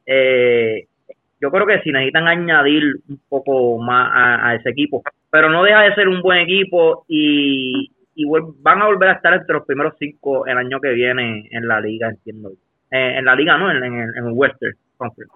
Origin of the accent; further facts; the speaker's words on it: Puerto Rico; a nosotros los puertorriqueños